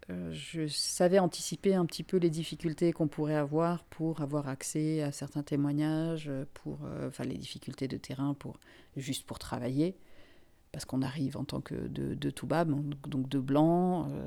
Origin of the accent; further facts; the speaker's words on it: Finland; also born or lived in Africa; now in France; moi, je suis une migrante moi-même. Euh, je ne suis pas française euh, d'origine. Je suis finlandaise. J'ai grandi en Afrique. Enfin, tout, tout, mon parcours personnel est fait de migration.